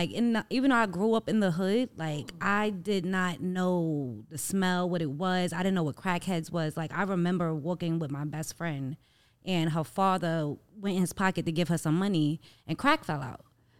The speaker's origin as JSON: {"language": "English", "town": "New York City", "region": "New York", "country": "United States", "tie": "born or raised there", "said": "I grew up in Harlem"}